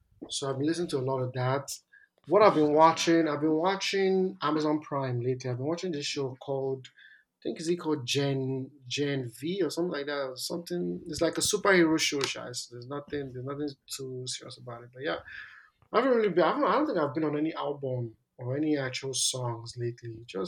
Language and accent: English; Ekpoma, Edo, Nigeria; I'm from Ekpoma.